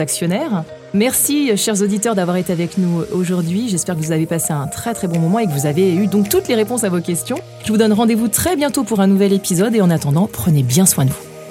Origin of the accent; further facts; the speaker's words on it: France; nous sommes français